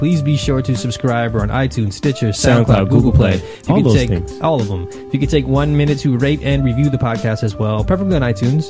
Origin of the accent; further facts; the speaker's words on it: New York, United States; as a New Yorker